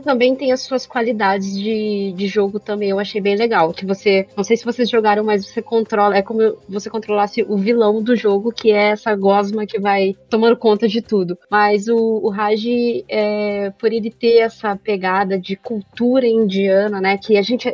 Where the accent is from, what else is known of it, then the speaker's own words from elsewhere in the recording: Brazil; Porque a gente é brasileiro